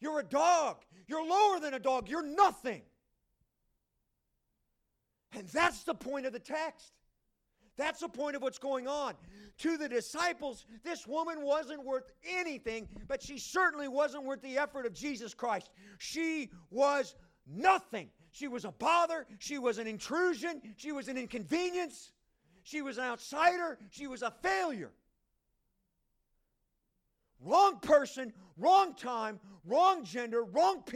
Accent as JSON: {"language": "English", "country": "United States", "also_born_or_lived": "East Africa / Ethiopia", "moved": "as an adult", "lives_now": "Nairobi, Kenya", "said": "I'm American"}